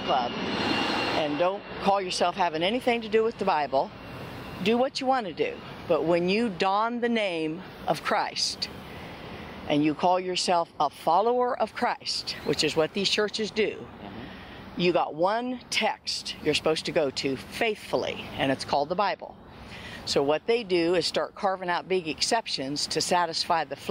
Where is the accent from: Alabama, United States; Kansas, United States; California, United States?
Kansas, United States; We're from Kansas.